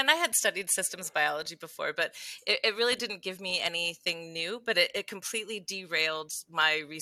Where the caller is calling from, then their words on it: Las Cruces, New Mexico, United States; I am in sunny, beautiful Las Cruces, New Mexico.